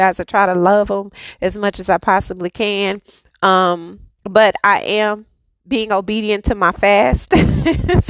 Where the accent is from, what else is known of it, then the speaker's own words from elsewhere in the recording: United States; I'm definitely an American